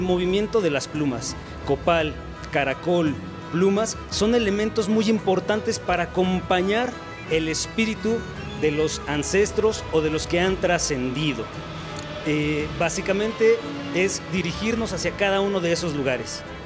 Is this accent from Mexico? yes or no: yes; Mexico; desde nuestro mestizaje como mexicanos mestizos